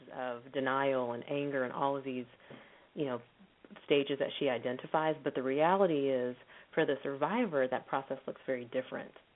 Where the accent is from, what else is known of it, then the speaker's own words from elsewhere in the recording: Texas, United States; moved away as an adult; now in Los Angeles, United States; I'm originally from Texas